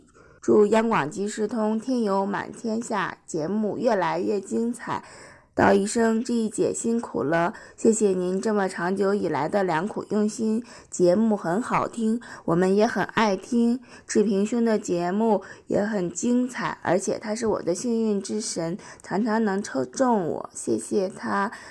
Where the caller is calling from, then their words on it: Ningxia, China